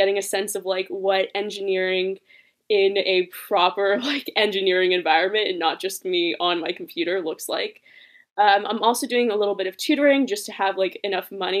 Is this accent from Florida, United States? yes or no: no; Palo Alto, California, United States; also born or lived in Los Angeles, California; I was born in Los Angeles, but I moved to Palo Alto right like when I was 2 years old. So I've grown up here basically my whole life